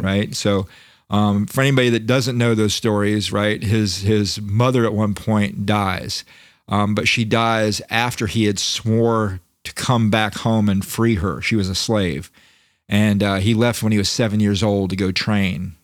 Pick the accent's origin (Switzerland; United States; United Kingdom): United States; Florida; I'm from Florida